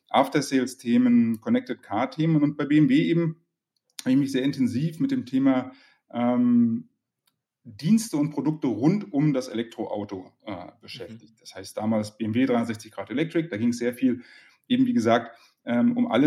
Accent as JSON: {"language": "German", "region": "Berlin", "country": "Germany", "tie": "born or raised there", "said": "aufgewachsen in Berlin, dort äh, ähm, BWL und Philosophie studiert"}